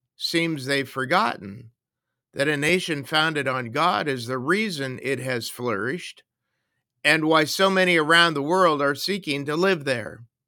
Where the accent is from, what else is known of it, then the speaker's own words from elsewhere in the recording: United States; now in Canada; I was born in the United States, and I'm also a U S citizen